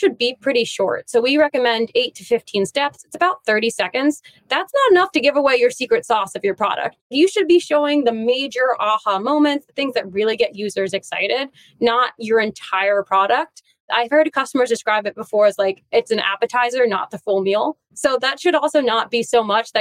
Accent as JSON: {"language": "English", "town": "New York City", "region": "New York", "country": "United States", "said": "being a New Yorker"}